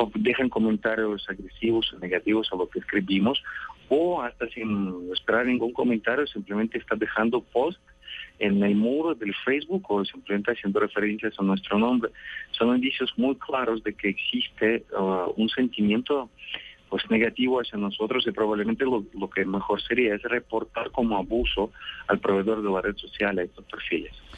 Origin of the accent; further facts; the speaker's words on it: Russia; moved away; yo creo que ya soy un ciudadano del mundo, pero nací en Rusia